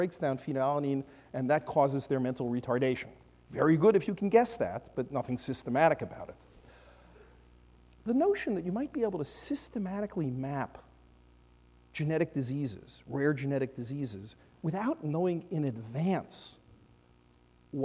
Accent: New York City, New York, United States; I come from Brooklyn

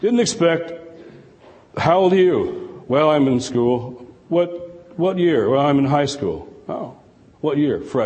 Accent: Detroit, Michigan, United States; Detroit, my hometown.

